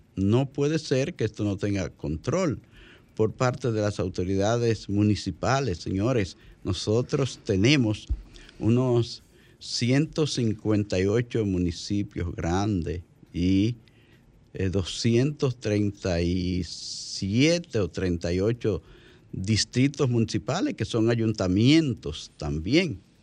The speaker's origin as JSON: {"language": "Spanish", "area": "Santo Cerro", "region": "La Vega", "country": "Dominican Republic", "tie": "born or raised there", "said": "mi carretera donde yo viví de, niño"}